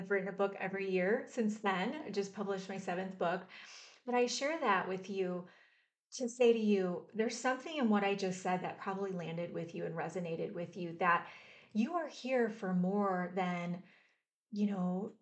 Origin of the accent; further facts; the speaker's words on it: Mount Clemens, Michigan, United States; also born or lived in Richmond, Michigan; now in Austin, United States; I grew up in Mount Clemens, Michigan, and then moved to Richmond, Michigan. And I live in Austin, Texas now